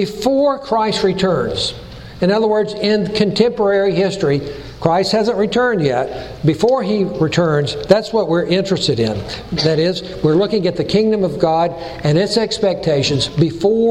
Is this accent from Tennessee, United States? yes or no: yes; Chattanooga, Tennessee, United States; accent: Tennessee; also born or lived in California; the people would tease me about my Tennessee accent because I was born and raised in Chattanooga